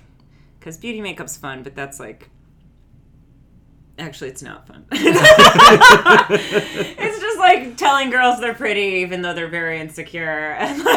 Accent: West Palm Beach, Florida, United States; moved away as an adult; also born or lived in New York; I grew up in South Florida

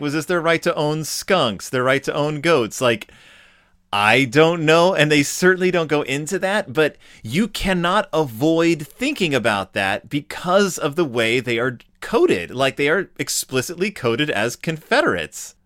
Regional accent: Klein, Texas, United States; I grew up in like around Klein, Texas

